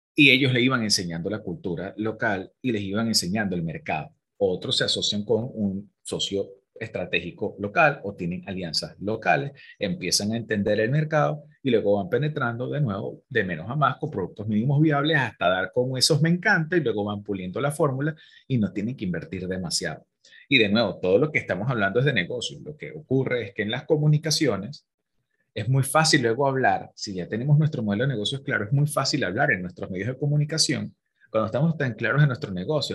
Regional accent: Venezuela; moved away; nosotros como venezolanos emigrantes, que hay tanta diáspora

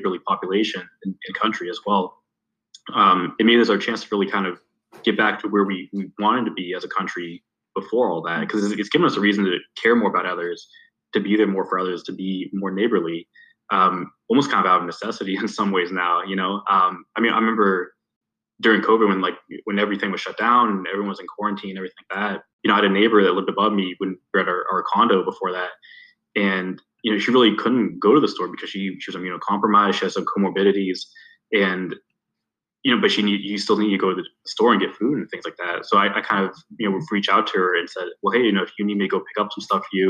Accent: Youngstown, Ohio, United States; growing up in Youngstown

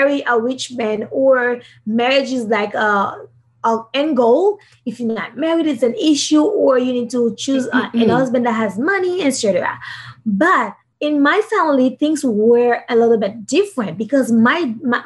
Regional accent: Haiti; I'm from Haiti.

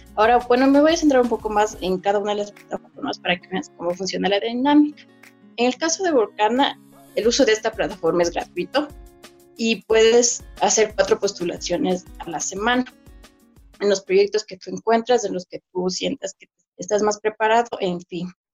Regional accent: Ecuador; yo soy de Ecuador

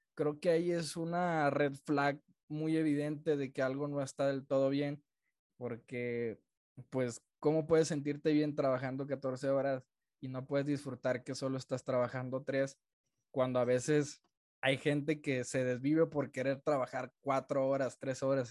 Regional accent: Culiacán, Sinaloa, Mexico; now in Guadalajara, Mexico; soy un arquitecto de Culiacán, Sinaloa, que vive en la ciudad de Guadalajara

